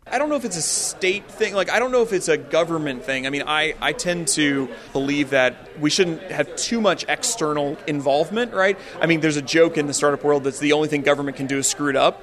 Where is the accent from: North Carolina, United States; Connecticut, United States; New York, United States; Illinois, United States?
Illinois, United States; East St. Louis; I'm from East Saint Louis, which I think is one of the greatest cities in America